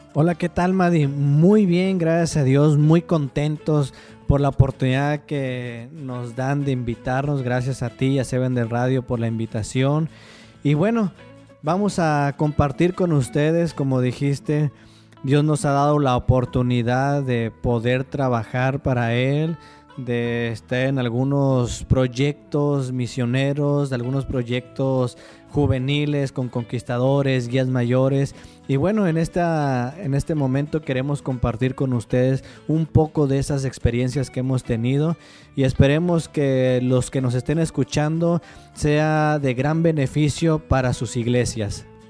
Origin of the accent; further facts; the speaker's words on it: Colombia; soy de Colombia